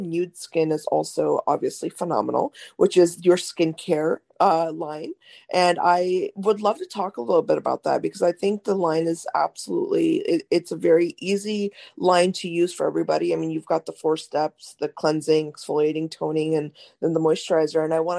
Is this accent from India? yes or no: yes; India; as an Indian woman